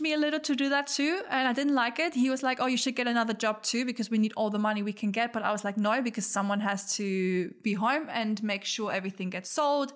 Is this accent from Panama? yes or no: no; Germany; moved away; also born or lived in Australia; where I'm from, like, we're from Germany